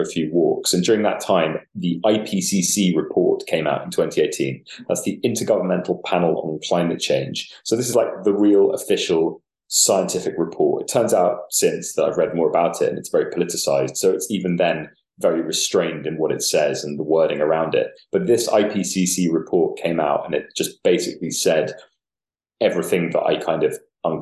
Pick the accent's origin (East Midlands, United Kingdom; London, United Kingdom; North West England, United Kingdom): London, United Kingdom; I grew up in Camden Market, it's around that area